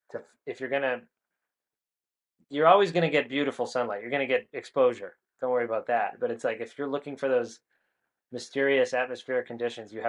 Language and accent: English; New England, United States; I grew up in New England where there's a lot of atmospheric conditions, a lot of weather conditions.